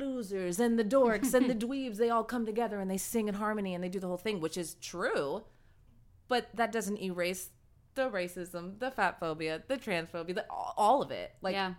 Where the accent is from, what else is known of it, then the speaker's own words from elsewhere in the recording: San Diego, California, United States; moved away as an adult; now in Los Angeles, United States; I live in LA with Paloma. And I grew up in San Diego.